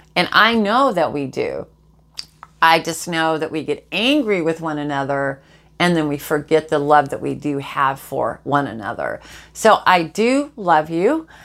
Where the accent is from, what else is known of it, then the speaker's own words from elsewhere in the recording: Jacksonville, Florida, United States; I live in Jacksonville, Florida. This is this is my hometown. I'm native to here